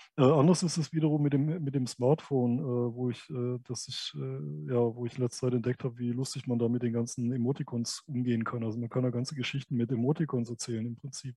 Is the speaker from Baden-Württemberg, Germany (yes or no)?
yes; a village in Baden-Württemberg, Germany; aus meinem Aufwachsen in, äh, in, in, in diesem Dörfchen in Baden-Württemberg